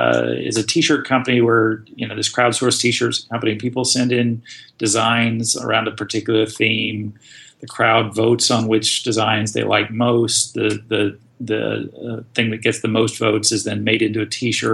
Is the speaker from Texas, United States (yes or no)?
yes; Austin, Texas, United States; I grew up in Austin.